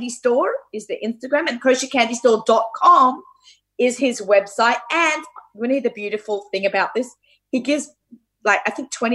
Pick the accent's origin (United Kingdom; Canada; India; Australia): Australia; moved away; I grew up in Australia with my mother